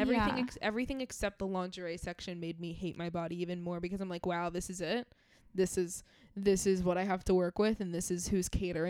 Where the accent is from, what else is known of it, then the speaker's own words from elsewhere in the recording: New York, United States; You say that, 'cause I'm actually from New York.